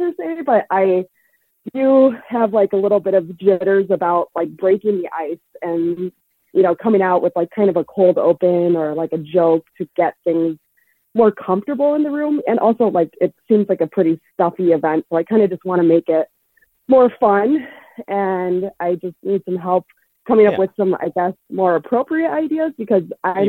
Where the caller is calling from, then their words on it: Grand Rapids, Michigan, United States; Grand Rapids, Michigan.